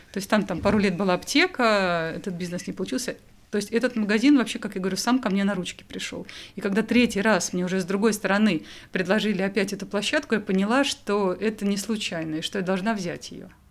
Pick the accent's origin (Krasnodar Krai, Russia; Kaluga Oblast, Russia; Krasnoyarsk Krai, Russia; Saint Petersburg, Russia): Kaluga Oblast, Russia; Kaluga; я из Калуги